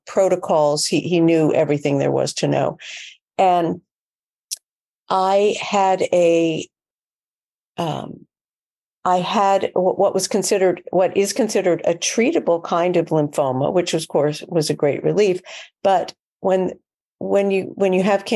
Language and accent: English; New York City, New York, United States; I'm a New Yorker